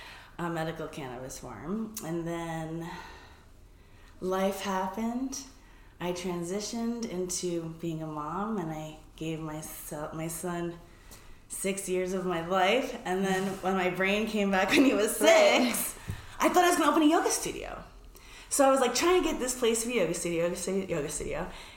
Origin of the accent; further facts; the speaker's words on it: New York, United States; moved away as an adult; also born or lived in San Francisco; I'm originally from New York.